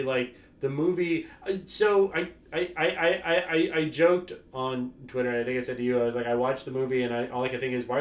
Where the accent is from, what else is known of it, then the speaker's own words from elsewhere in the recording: United States; I like myself as an American and coming from this background